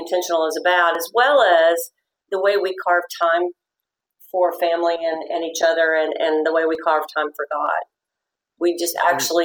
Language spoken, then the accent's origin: English; Fort Worth, Texas, United States; I was born and raised in Fort Worth